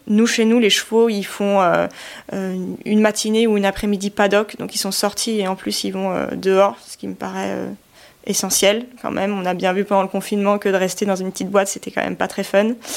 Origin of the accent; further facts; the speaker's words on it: Chamonix, Auvergne-Rhône-Alpes, France; je suis née dans la vallée de Chamonix, je suis originaire de Haute-Savoie.